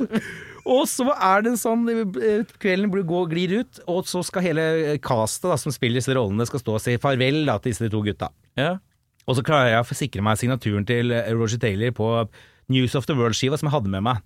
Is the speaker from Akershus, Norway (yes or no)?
yes; Vestby, Akershus, Norway; på 2000-tallet i Follo, der jeg er fra Vestby